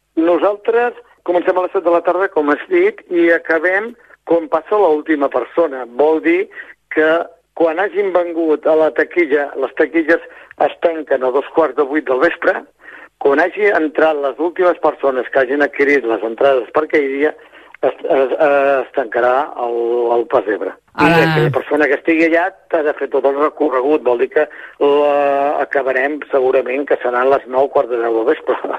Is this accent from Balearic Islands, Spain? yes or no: no; Montràs, Catalonia, Spain; now in Castell d'Aro, Spain; jo vaig néixer a Montràs i per qüestions de... familiars vaig vindre a viure a Castelldaro. O, o és fa 32 anys que vaig vindre a viure a Castelldaro